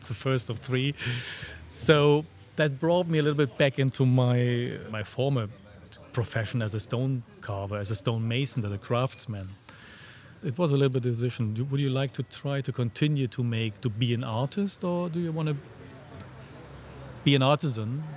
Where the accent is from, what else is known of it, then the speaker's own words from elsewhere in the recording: a small village close to Frankfurt, Hesse, Germany; moved away as an adult; also born or lived in Freiburg; I was born in Germany in a small village close to Frankfurt. And then after my school, I moved first to Frankfurt